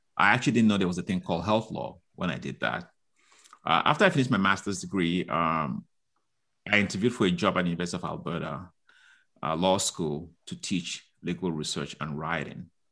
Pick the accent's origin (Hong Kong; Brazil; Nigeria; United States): Nigeria; moved away; I grew up in Nigeria